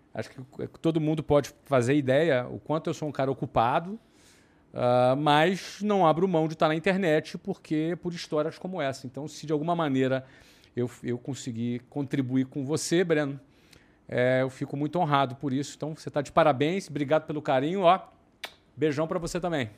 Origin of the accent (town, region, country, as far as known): Brazil; now in Germany